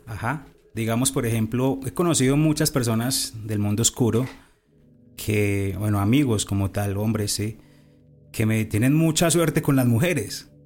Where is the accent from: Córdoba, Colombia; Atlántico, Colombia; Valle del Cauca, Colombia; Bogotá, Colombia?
Valle del Cauca, Colombia; Cartago; Yo estaba eh, estudiando en Cartago Valle, yo soy de Cartago Valle